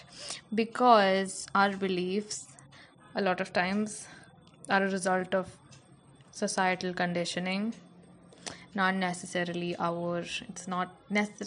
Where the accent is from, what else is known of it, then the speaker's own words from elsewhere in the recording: India; I'm fucking Indian.